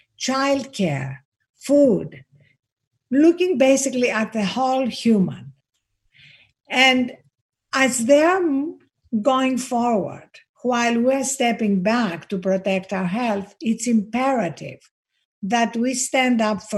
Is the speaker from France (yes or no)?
no; Greece; accent: Greek; I'm Greek, as you can hear from my accent